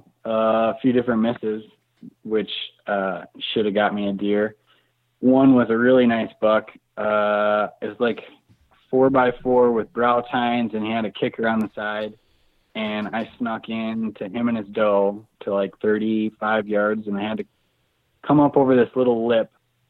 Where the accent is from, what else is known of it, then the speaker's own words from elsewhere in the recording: Minnesota, United States; Yeah, so growing up in Minnesota, we just sat in tree stands like everybody else in the Midwest.